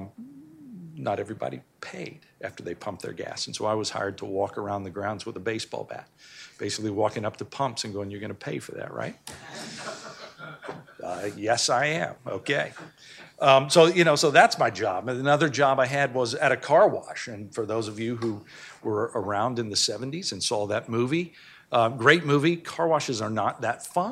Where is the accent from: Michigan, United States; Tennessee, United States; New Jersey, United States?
Tennessee, United States; Memphis; I'm originally from Memphis